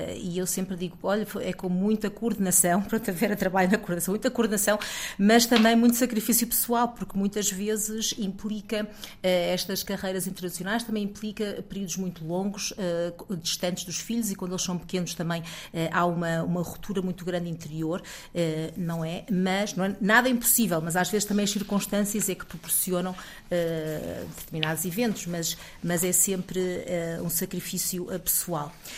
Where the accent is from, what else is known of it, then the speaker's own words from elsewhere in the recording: Portugal; moved away as an adult; eu também já saí de Portugal há cerca de 20 anos